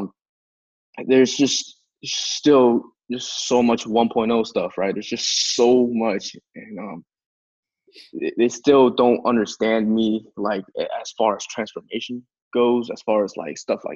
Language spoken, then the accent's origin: English; China; now in United States; I grew up in China, and then I moved back here